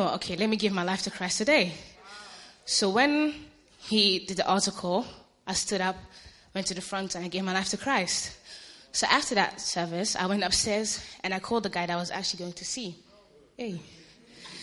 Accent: Ghana; I'm Ghanaian, I'm African

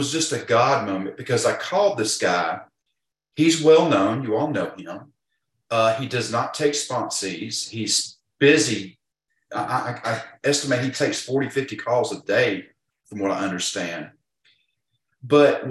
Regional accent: Georgia, United States; accent: drawl; I'm from Georgia, if you cannot tell from my draw

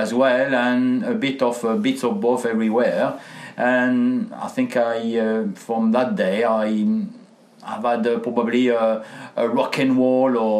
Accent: France; accent: French; English is a second language; moved away; with my accent I am French, and I had a chance to grow up with my grandparents

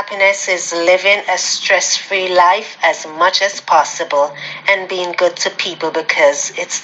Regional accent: Florida, United States; I am from Florida.

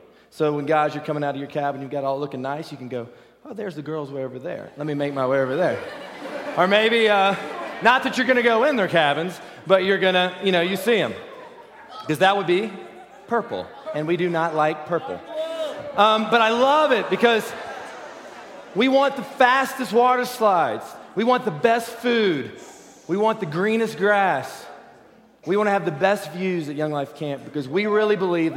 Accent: Virginia, United States; also born or lived in Texas; now in Newport Beach, United States; I originally actually grew up in the East Coast in Virginia.

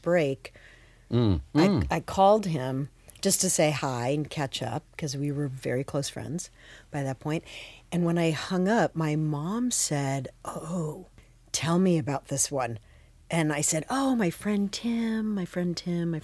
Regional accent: Phoenix, Arizona, United States; moved away as an adult; also born or lived in Manhattan; I grew up in Phoenix

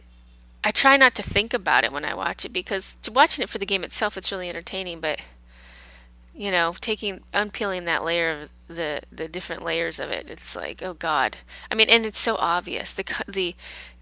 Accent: United States; I'm American

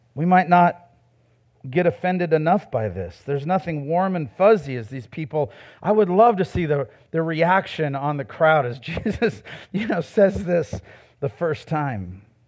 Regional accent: United States; I was born in America, too

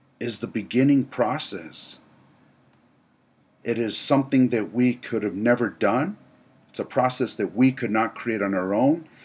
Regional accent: United States; I am an American

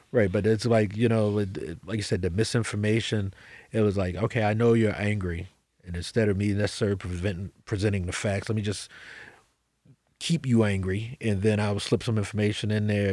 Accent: United States; I'm an American

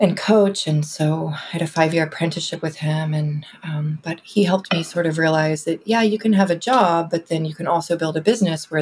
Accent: Houston, Texas, United States; moved away as an adult; now in Austin, United States; I'm from North Houston originally. Always been in Texas, but I came here for school at UT in 2007, and I've just been here since.

